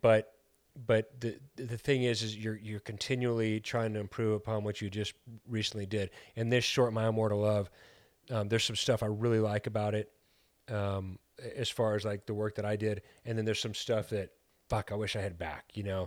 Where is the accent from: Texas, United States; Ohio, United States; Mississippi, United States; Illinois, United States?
Texas, United States; El Paso; now in Chicago, United States; We're from El Paso, Texas